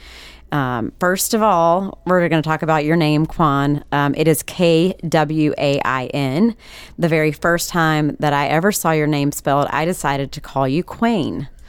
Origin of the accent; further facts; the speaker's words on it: Sanford, North Carolina, United States; where I was born, Sanford, North Carolina